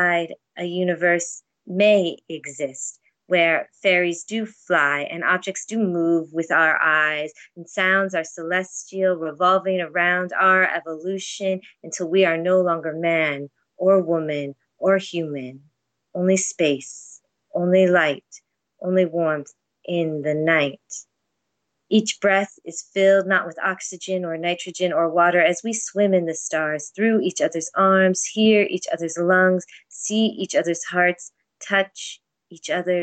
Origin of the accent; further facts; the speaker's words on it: United States; now in Toronto, Canada; I'm an American in Toronto